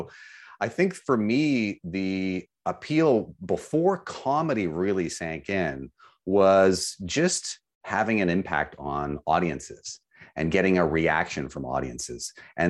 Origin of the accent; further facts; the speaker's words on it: Vancouver, British Columbia, Canada; I think that in Vancouver, growing up in Vancouver, I would say on behalf of drivers there